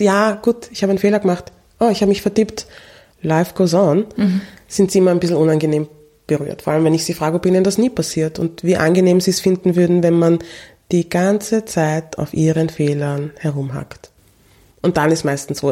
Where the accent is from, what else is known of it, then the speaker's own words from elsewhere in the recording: Austria; aufgewachsen ist in Österreich